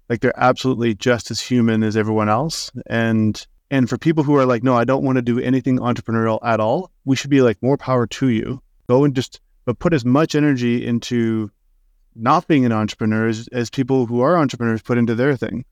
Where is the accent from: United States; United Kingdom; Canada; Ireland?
Canada; Saskatoon, Saskatchewan; I'm from Saskatoon